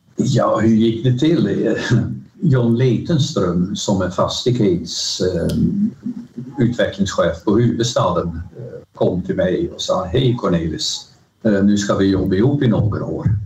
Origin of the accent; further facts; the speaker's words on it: Rotterdam, South Holland, Netherlands; Swedish is a second language; moved away as an adult; now in Sweden; Högre Tekniska Skolan i Rotterdam som jag betraktar som min hemstad